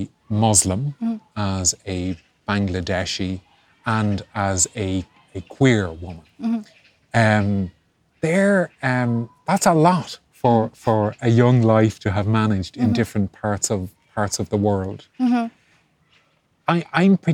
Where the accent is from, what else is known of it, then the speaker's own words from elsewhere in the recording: Ireland; as Irish and Catholic and gay